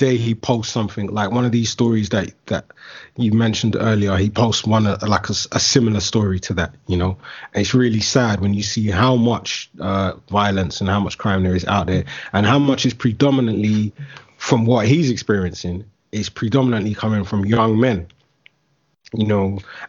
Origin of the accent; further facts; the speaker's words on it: London, United Kingdom; you're a young man growing up in London, in certain areas of London specifically, you kind of have to have your wits about you, man.